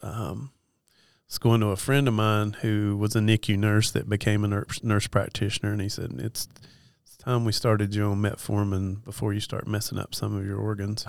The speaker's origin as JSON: {"language": "English", "region": "Western North Carolina", "country": "United States", "also_born_or_lived": "East Tennessee", "said": "I'm from Western North Carolina"}